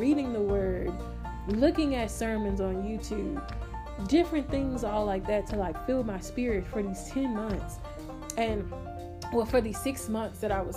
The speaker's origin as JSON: {"language": "English", "town": "Houston", "region": "Texas", "country": "United States", "tie": "born or raised there", "also_born_or_lived": "Magnolia, Texas", "said": "I came back to my hometown, which is Homestead, you know, Rosewood over there"}